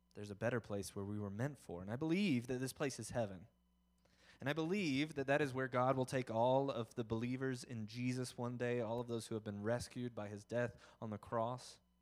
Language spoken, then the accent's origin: English; the South, United States; I'm from the South